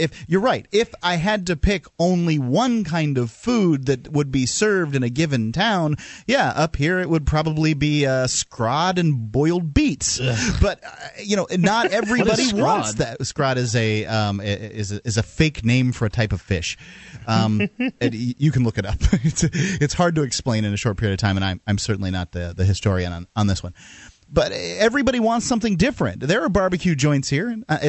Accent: the South, United States; now in New Hampshire, United States; I'm from the South.

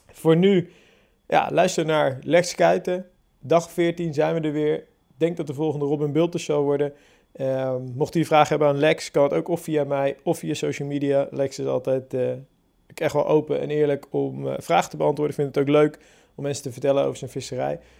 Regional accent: Hellevoetsluis, South Holland, Netherlands; moved away as an adult; now in Barendrecht, Netherlands; ik ben eh, opgegroeid in Hellevoetsluis.

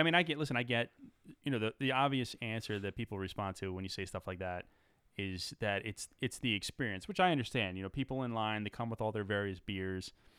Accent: United States; We're from the New York, New Jersey area

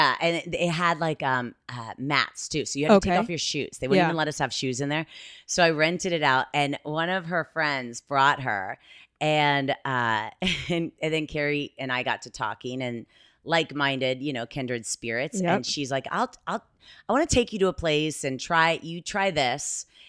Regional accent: Columbus, Ohio, United States; I'm from Columbus.

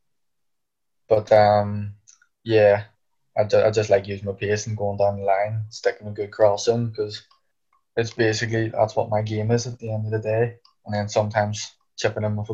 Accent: Ireland; moved away; we're both Irish

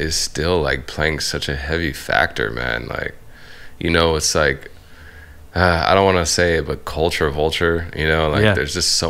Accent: Bay Area, California, United States; I'm from the Bay Area.

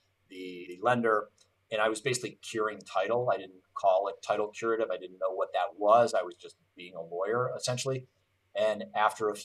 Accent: Cleveland, Ohio, United States; I'm born and raised in Cleveland

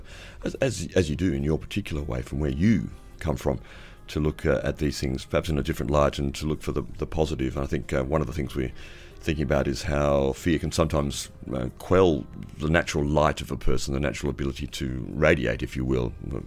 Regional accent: Adelaide, South Australia, Australia; now in Byron Bay, Australia; You've been down in Adelaide, my hometown, over the weekend.

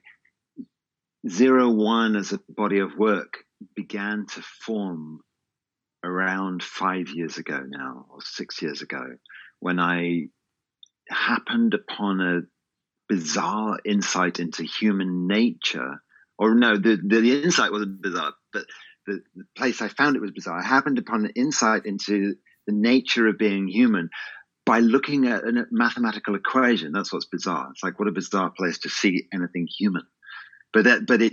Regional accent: England, United Kingdom; growing up in England

